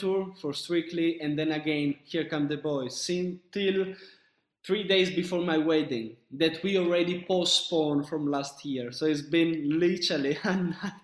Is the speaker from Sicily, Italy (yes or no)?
yes; Sicily, Italy; moved away; also born or lived in north of Italy; I'm from Sicily. So my mom and my dad, they're in Sicily